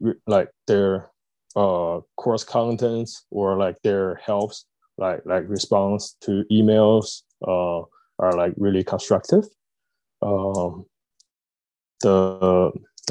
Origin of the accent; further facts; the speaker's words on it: Beijing, China; moved away as an adult; now in Newcastle, United Kingdom; I'm from Beijing, China